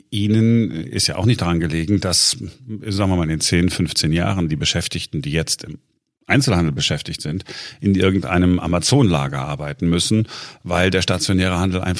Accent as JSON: {"language": "German", "region": "North Rhine-Westphalia", "country": "Germany", "said": "Ähm, ich komme aus Nordrhein-Westfalen."}